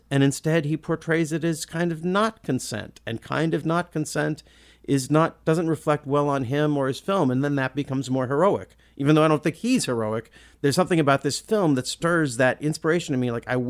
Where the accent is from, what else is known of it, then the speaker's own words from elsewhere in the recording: Olympia, Washington, United States; I come from Olympia. We don't know how to talk like that.